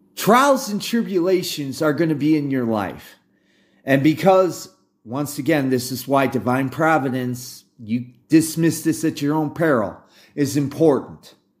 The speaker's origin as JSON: {"language": "English", "country": "United States", "said": "I'm an American and I'm former U S Army"}